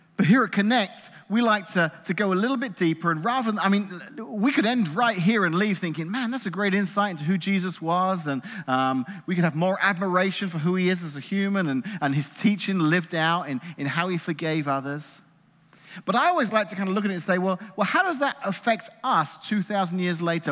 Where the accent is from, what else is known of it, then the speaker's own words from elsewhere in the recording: England, United Kingdom; moved away; growing up in England in the nineteen eighties